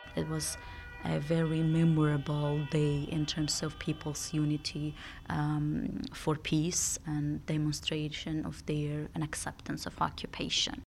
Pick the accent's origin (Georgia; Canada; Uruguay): Georgia; also born or lived in Sweden; I'm grown up in Georgia, and it was nineteen nineties.